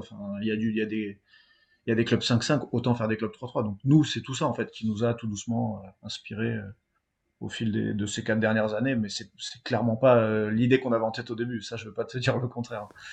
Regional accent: south-west France, France; on vient du Sud-Ouest

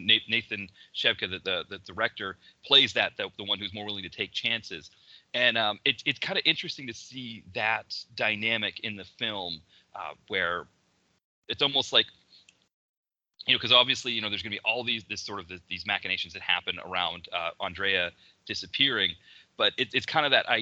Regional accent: Maine, United States; me growing up in Maine

